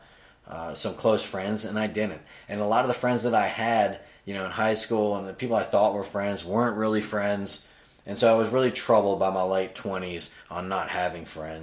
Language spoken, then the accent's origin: English; Florida, United States; moved away as an adult; also born or lived in Virginia / Greenville, South Carolina; I'm from Florida